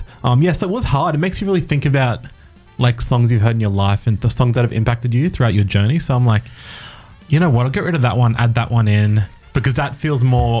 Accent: Nambour, Queensland, Australia; moved away as an adult; now in Townsville, Australia; And then my father's from up here, Bindle, Wagoogaba Ways here in Townsville. But I originally was born and raised on the Sunshine Coast. So, yeah, 14 hours drive south.

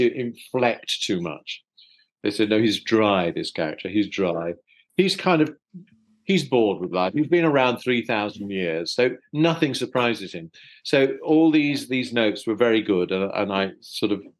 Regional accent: London, United Kingdom; I was born and brought up in South London, so I'm a South Londoner.

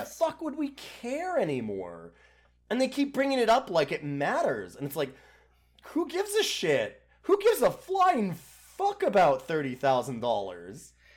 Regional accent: Canada; I'm Canadian

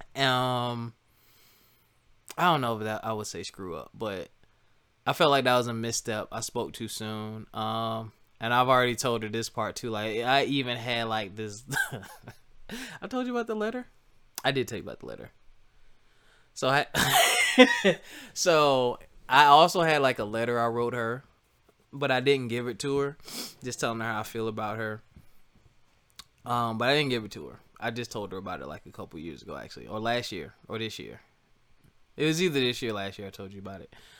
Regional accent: South Carolina, United States; moved away as an adult; also born or lived in Philadelphia; I'm from South Carolina

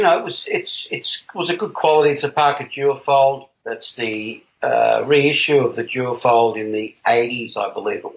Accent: Australia; I'm from Australia.

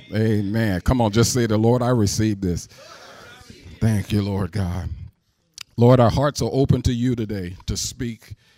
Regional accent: St. Louis, Missouri, United States; I'm from Saint Louis

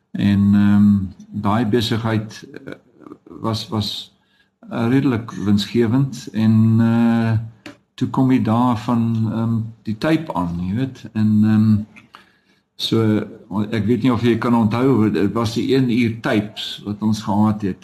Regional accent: Dullstroom, Mpumalanga, South Africa; moved away; also born or lived in Witbank / Johannesburg; ek het op Dullery wel groot geword

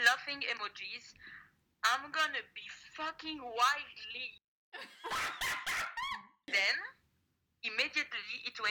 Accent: Paris, Île-de-France, France; I'm from Paris, France.

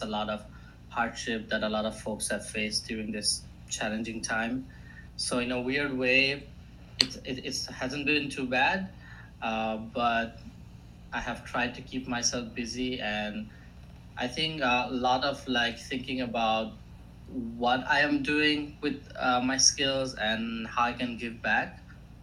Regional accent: India; first language Assamese; English is a second language; also born or lived in Greenville, South Carolina, United States; now in Boston, United States; I'm from India originally. Right now I'm between Boston

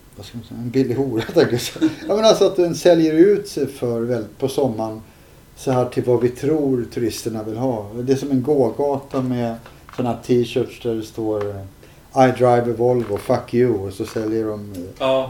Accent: Stockholm, Stockholm County, Sweden; also born or lived in Södertälje; jag växte upp först på Upplandsgatan, sen bodde vi i Farsta

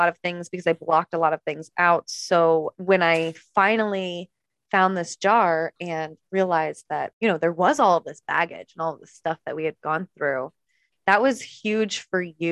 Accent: East Coast, United States; now in California, United States; I'm from the East Coast, but I live in California now.

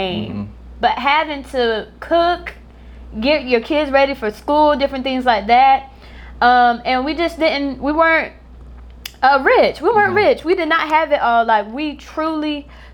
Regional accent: Florence, South Carolina, United States; I'm from Florence, South Carolina

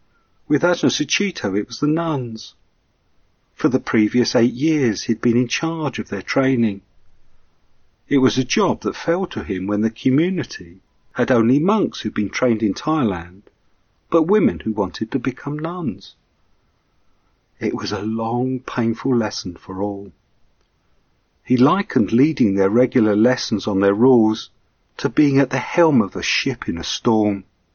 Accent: England, United Kingdom; But then I'm an Englishman with that sense of fair play too.

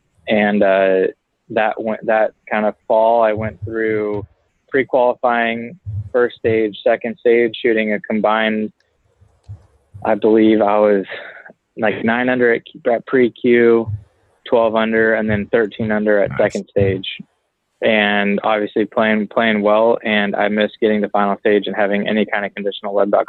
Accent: Loomis, California, United States; moved away as an adult; now in Dallas, United States; I'm from Loomis, California, which if you ask anybody even from California, they probably really don't know where that is. So, I mean, we're northeast of Sacramento, kind of up, you know, an hour from Lake Tahoe, Nevada

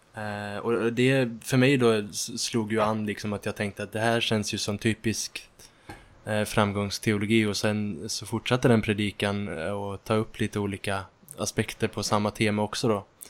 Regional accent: Ulricehamn, Västra Götaland, Sweden; moved away as an adult; now in Uppsala, Sweden; jag kommer från Ulricehamn från början och har nyss flyttat till Uppsala

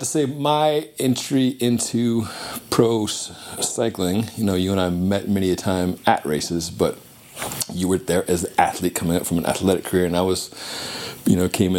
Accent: Albuquerque, New Mexico, United States; moved away as an adult; now in Boulder, United States; I say I'm from Albuquerque. I claim New Mexico proudly.

